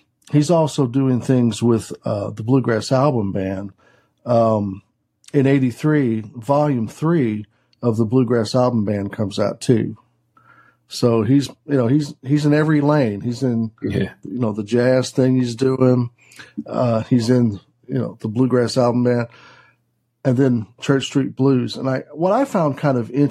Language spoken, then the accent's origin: English; Missouri, United States; where I grew up in Missouri